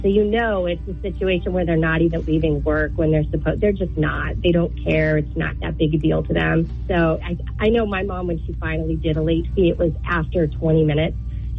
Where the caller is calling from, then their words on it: Windham, New Hampshire, United States; Hi, it's …. I'm from Wyndham.